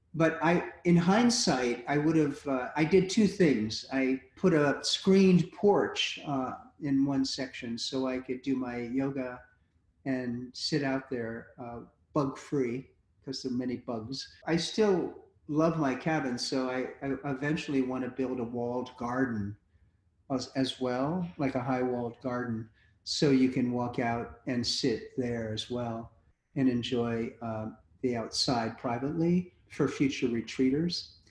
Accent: United States; as an American

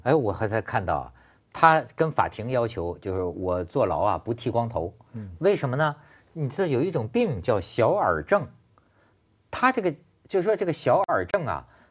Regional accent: China; 咱们大陆人一听以为是什么雷锋一样的生活

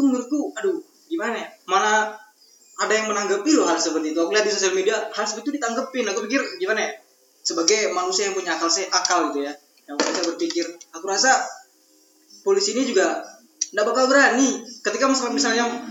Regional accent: NTT, East Nusa Tenggara, Indonesia; aku orang NTT

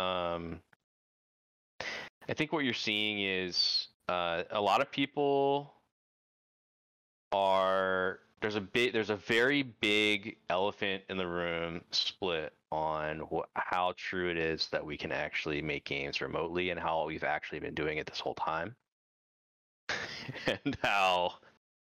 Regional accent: Pennsylvania, United States; moved away; I grew up in Pennsylvania.

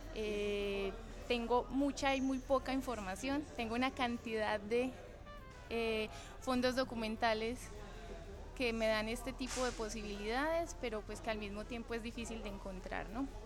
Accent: Medellín, Antioquia, Colombia; moved away as an adult; now in Lisbon, Portugal; yo soy de Medellín, que es la segunda ciudad como más grande de Colombia

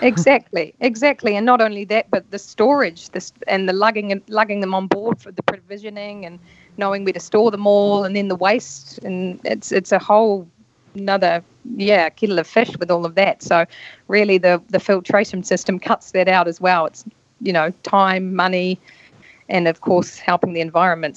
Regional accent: North Island, New Zealand; moved away as an adult; also born or lived in London; I'm a Kiwi. Uh, I grew up in New Zealand in a small rural town in the North Island

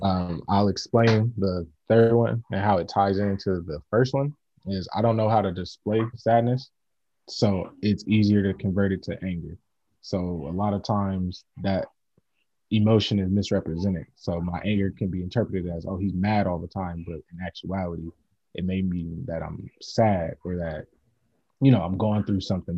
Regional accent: Oakland, California, United States; also born or lived in San Lorenzo, California / Irvine, California; I was born in Oakland, California. Uh, met Branch at uh, San Lorenzo High School, San Lorenzo, California

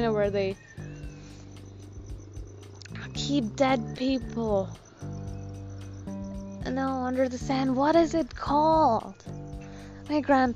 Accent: Gujarat, India; accent: Gujarati; in my Gujarati accent

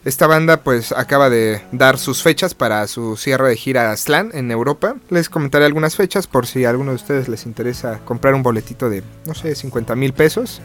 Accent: Mexico; como mexicanos

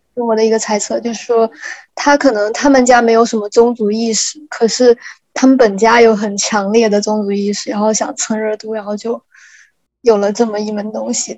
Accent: Meizhou, Guangdong, China; 我是来自那个广东的梅州地区，就是梅西，呃，丰顺县，就是梅州的一个丰顺县

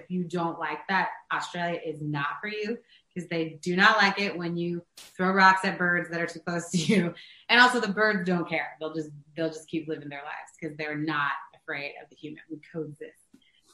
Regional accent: New York City, New York, United States; as a New Yorker

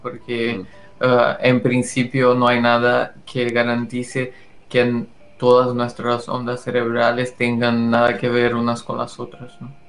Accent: Brazil; Spanish is a second language; moved away; El español no es mi, mi, lengua materna y lo digo eso porque eh, soy brasileño

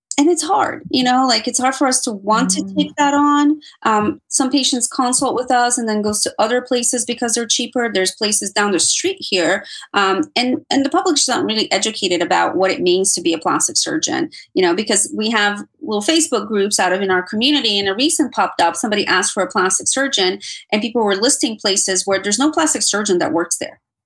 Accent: Miami, Florida, United States; moved away; i consider my hometown so i'm going to say miami

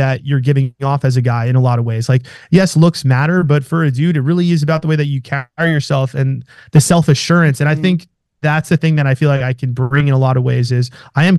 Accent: New York, United States; moved away as an adult; now in Scottsdale, United States; I'm from New York

